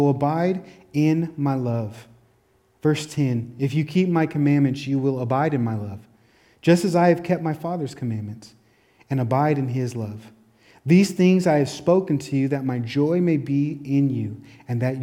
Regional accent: Tacoma, Washington, United States; also born or lived in Olympia; It even brought me from my hometown, Tacoma, to Olympia, another city

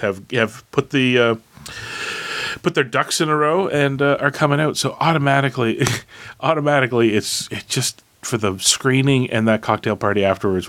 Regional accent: Canada; as a Canadian

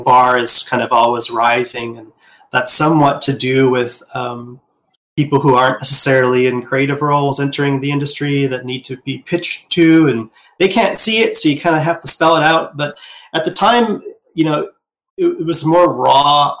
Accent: Wisconsin, United States; I was born in 1978 in Midwest U.S., uh, Wisconsin

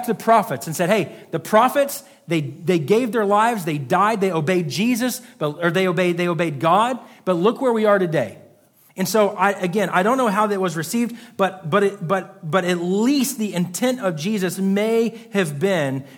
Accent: United States; as American people in 2022

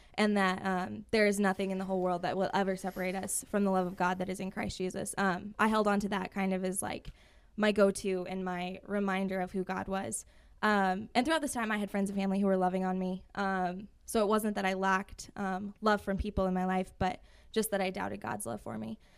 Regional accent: Rapid City, South Dakota, United States; also born or lived in Belle Fourche / Hill City; I grew up right here in Rapid City, uh, my entire life.

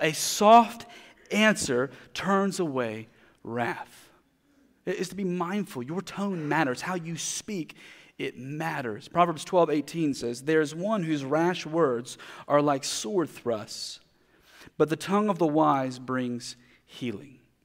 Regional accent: United States; as a American Christians

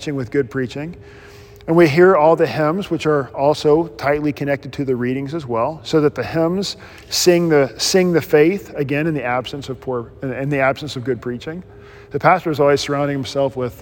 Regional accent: United States; I'm an American.

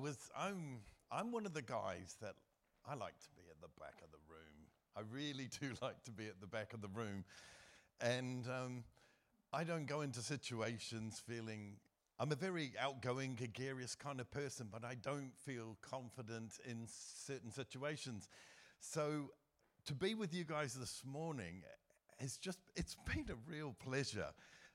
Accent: New Zealand; moved away as an adult; also born or lived in Asia; now in United Kingdom; I was raised in New Zealand

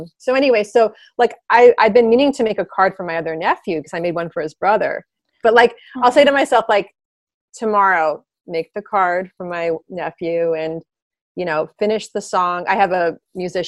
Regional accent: Greenwich, Connecticut, United States; I grew up in Greenwich

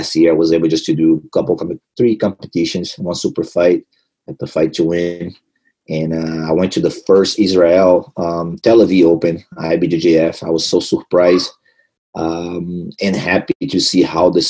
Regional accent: Brazil; English is a second language; moved away as an adult; every time I go back to Brazil, to my hometown

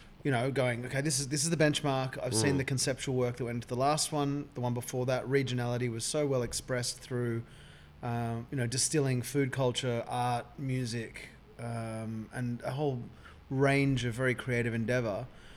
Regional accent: Sydney, New South Wales, Australia; Yeah, I was born in Sydney.

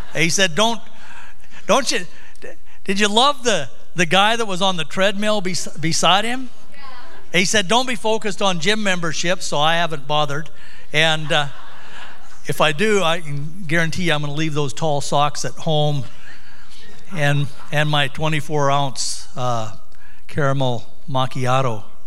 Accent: Sunburst, Montana, United States; also born or lived in Missoula, Montana; We grew up in Sunburst.

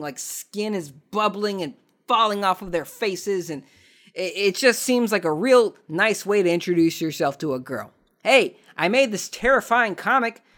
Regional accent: Southern California, United States; I'm from Southern California

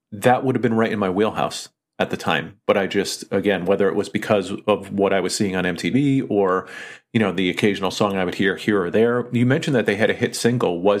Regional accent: California, United States; I was a kid growing up in the Bay Area, so I happened to be in the golden era of thrash.

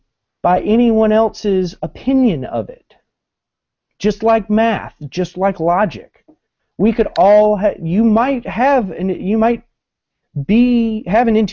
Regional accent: Columbia, South Carolina, United States; now in Norfolk, United States; I'm originally from Columbia, South Carolina, but I live in Norfolk, Virginia now.

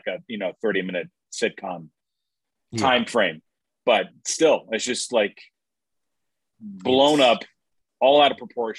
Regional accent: Seminole County, Florida, United States; also born or lived in Fort Sill, Oklahoma / Germany / Orlando; I grew up in Seminole County.

